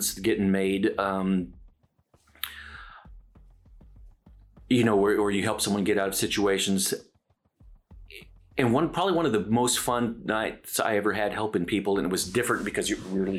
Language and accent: English; San Antonio, Texas, United States; moved away as an adult; now in Dallas, United States; I grew up in San Antonio. I've been here in Dallas since I was 23